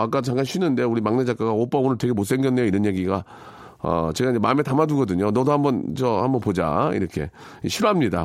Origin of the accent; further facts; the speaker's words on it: Gunsan, North Jeolla, South Korea; 제 고향인 군산